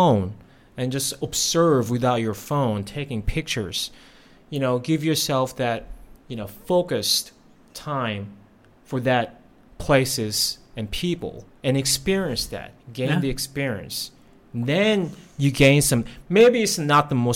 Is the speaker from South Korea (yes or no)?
yes; South Korea; also born or lived in United States; now in Thailand; I grew up in Korea